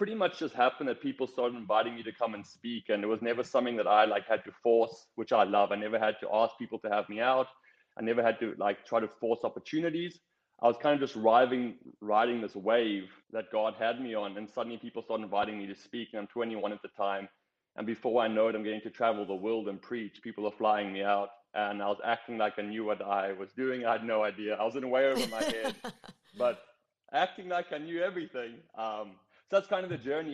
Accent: South Africa; moved away as an adult; I grew up in South Africa.

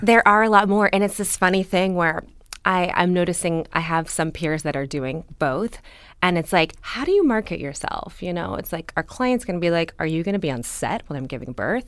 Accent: Los Angeles, California, United States; also born or lived in Berkeley; I grew up here

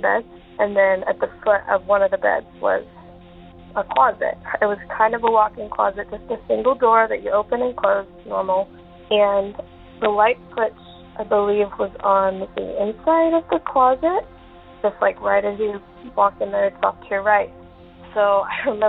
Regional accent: Utah, United States; moved away; I'm originally from Utah, so I was in Utah at the time

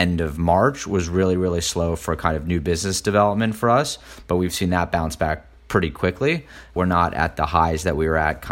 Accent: Houston, Texas, United States; now in New York, United States; I grew up in Houston, everybody drives to work

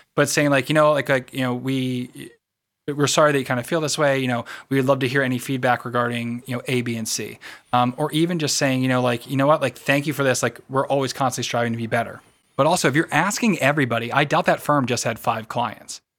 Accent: United States; I am American

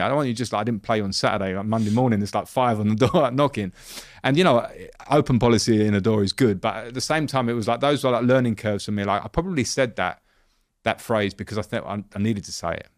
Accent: England, United Kingdom; as an English ex-player

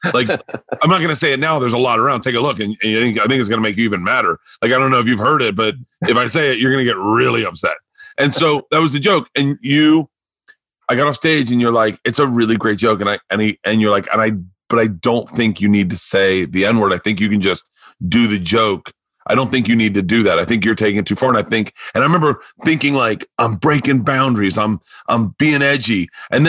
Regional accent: Florida, United States; moved away as an adult; also born or lived in New York / Los Angeles; I'm a kid from Florida who's blind

